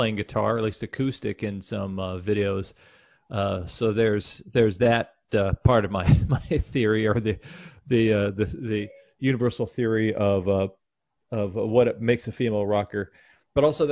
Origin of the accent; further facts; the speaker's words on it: Kansas City, United States; I'm from Kansas City, so X was not part of my vocabulary growing up